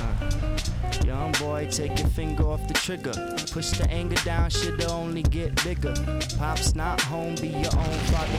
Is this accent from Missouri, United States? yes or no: yes; St. Louis, Missouri, United States; moved away as an adult; also born or lived in Long Beach, California / New York; I grew up in St. Louis